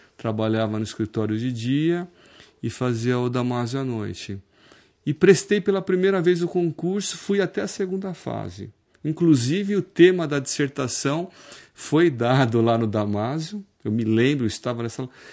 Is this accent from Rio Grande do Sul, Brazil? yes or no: no; Osasco, São Paulo, Brazil; now in Piracicaba, Brazil; eu nasci em Osasco, né? Hoje eu sou cidadão piracicabano